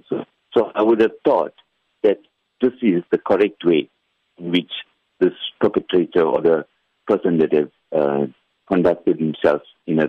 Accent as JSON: {"language": "English", "country": "South Africa"}